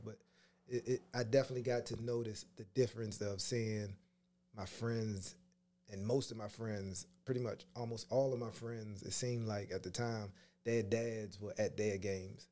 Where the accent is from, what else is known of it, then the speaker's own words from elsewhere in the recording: Pumphrey, Maryland, United States; I grew up in this wonderful, beautiful place called Pumphrey